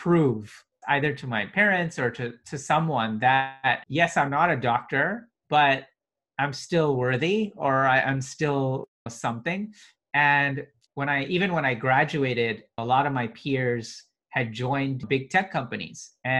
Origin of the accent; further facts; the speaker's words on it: India; also born or lived in Middle East; Then I was in the Middle East, but I was Indian. So even though I'm Muslim there, I'm also Indian, so I'm a minority there.